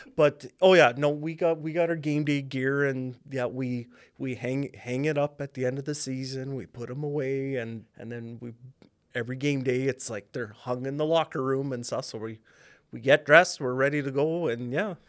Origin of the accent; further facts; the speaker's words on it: Regina, Saskatchewan, Canada; I'm from Regina, born and raised. I grew up in uplands area